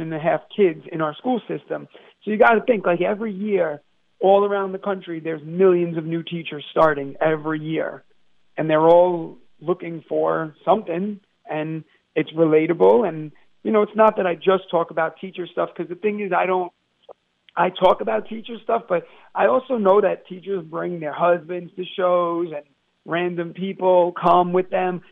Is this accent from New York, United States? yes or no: yes; New York City, New York, United States; I'm from Brooklyn, New York